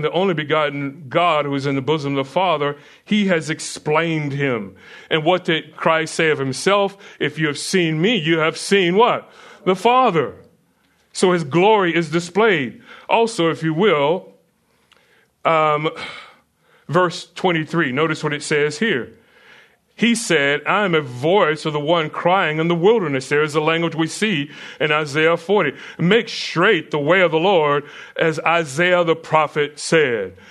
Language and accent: English; United States; I'm American